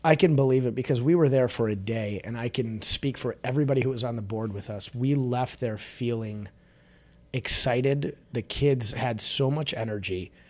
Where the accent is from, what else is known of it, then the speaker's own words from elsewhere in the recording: Chicago, Illinois, United States; I'm a born and raised in Chicago guy